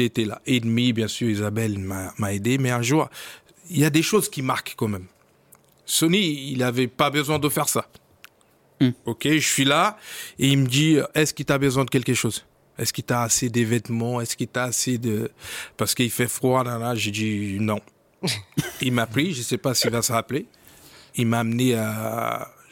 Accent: Rio de Janeiro, Brazil; French is a second language; moved away as an adult; je viens de Brésil. Je oui. Brésil, à Rio

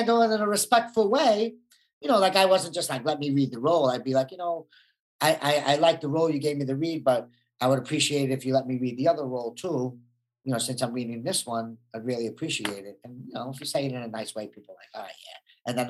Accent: Brooklyn, New York, United States; growing up in Brooklyn, you need an ego and an image, and you got to be a tough guy, or else, you know, you'll get taken advantage of.

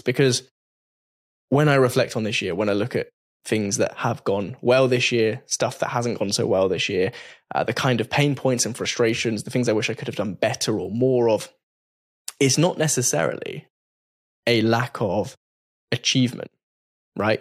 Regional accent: England, United Kingdom; I'm English. I'm basically the only English person in this whole office building

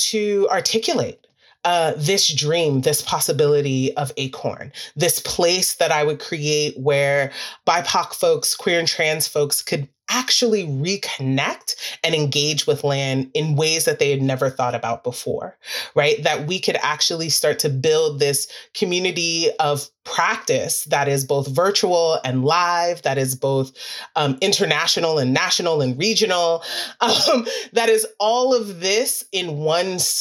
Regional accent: New York City, New York, United States; I'm actually a city kid. I'm from Queens, New York.

